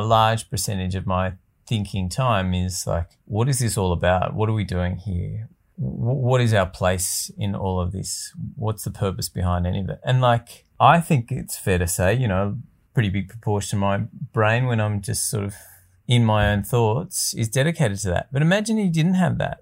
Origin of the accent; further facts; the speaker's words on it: Australia; institutional beliefs that we sort of grew up with, pretty entrenched around being Australian